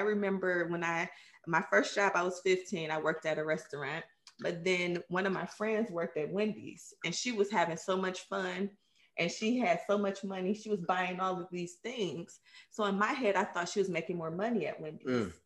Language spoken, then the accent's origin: English; Cleveland, Ohio, United States; I grew up in Cleveland, Ohio, um, in mm. the inner cities